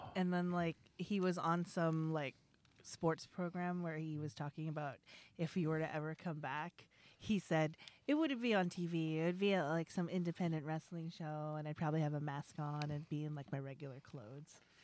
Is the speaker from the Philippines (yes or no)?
yes; Philippines; I'm a Filipino.